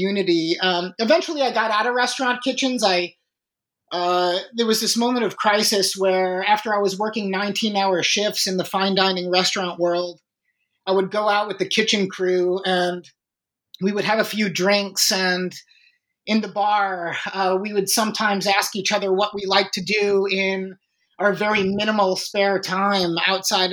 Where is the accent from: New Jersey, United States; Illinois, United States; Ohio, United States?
Illinois, United States; Chicago; I was born and raised in Chicago